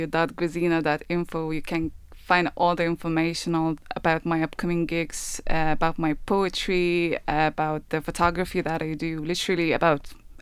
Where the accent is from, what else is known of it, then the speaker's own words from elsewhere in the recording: Kaunas, Kaunas County, Lithuania; moved away as an adult; now in Ireland; I'm from Kaunas, which is second city.